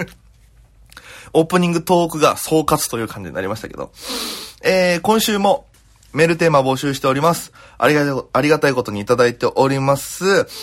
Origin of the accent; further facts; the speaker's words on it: Okinawa, Japan; moved away as an adult; now in Tokyo, Japan; 大都会東京へ口先一つで乗り込んだ沖縄芸人